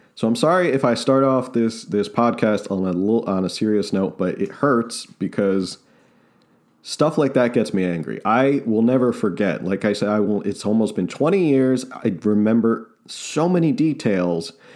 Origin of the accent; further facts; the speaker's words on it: New Jersey, United States; I'm a kid from New Jersey